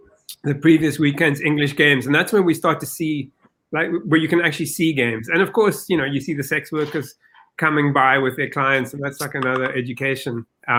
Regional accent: Cape Town, Western Cape, South Africa; now in New York, United States; I was in Milnerton. I grew up in Milnerton.

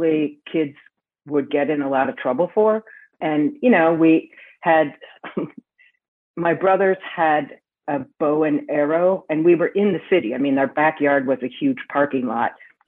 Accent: Milwaukee, Wisconsin, United States; also born or lived in Florida; I was born in Florida and I grew up in the Milwaukee area, a suburb of Milwaukee called West Dallas when I was a little kid.

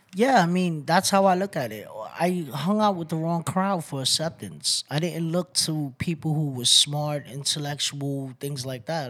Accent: New York City, New York, United States; moved away as an adult; also born or lived in Bronx; I'm from Brooklyn, New York, Waynesburg, originally. Um, I moved out here about five years ago

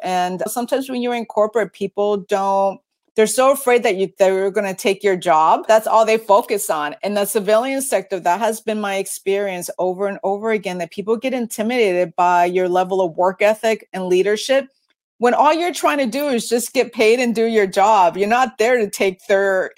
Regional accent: East Coast, United States; moved away as an adult; now in Washington, United States; I grew up on the East Coast.

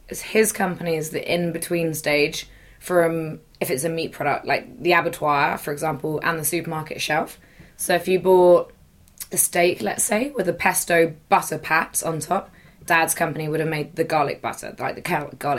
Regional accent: Uffculme, Devon, South West England, United Kingdom; I was born and brought up in Devon, in the deepest depths of the Southwest, on the edge of a little village called Ufcombe

